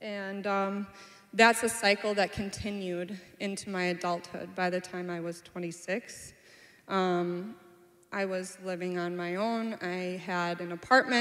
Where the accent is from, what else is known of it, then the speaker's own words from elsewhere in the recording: Anoka, Minnesota, United States; I'm from Anoka, Minnesota. I was born and raised there